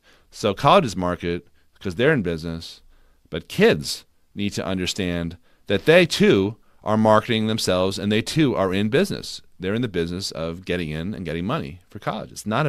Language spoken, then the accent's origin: English; Newton, Massachusetts, United States; When I grew up in outside of Boston in Newton, Mass.